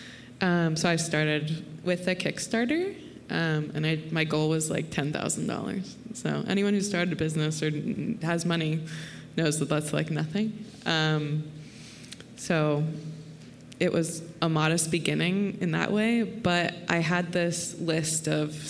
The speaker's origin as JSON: {"language": "English", "town": "Santa Cruz", "region": "California", "country": "United States", "said": "I'm also from Santa Cruz"}